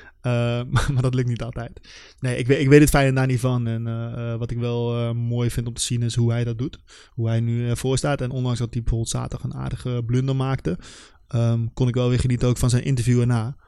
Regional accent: Nijmegen, Gelderland, Netherlands; voor ons als Nijmegenaar

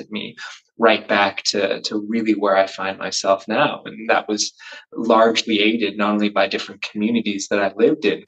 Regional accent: United States; accent: American; moved away as an adult; also born or lived in London; now in Wales, United Kingdom; I just grew up in the States. So that's why I have an American accent now

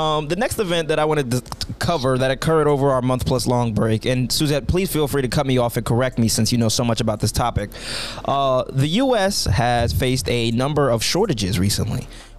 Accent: Puerto Rico; born there; I was born black and in Puerto Rican.

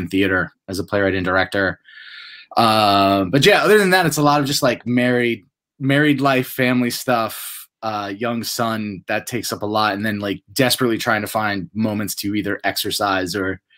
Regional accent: upstate New York, United States; I grew up in a small town in upstate New York

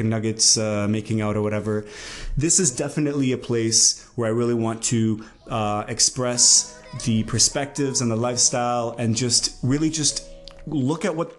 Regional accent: Canada; as a Canadian

